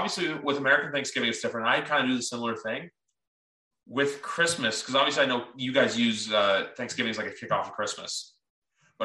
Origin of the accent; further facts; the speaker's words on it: Canada; as a Canadian